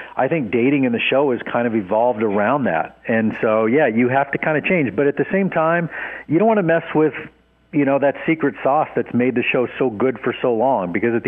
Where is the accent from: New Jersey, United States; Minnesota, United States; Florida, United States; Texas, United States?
Texas, United States; Dallas; Born and raised in Dallas.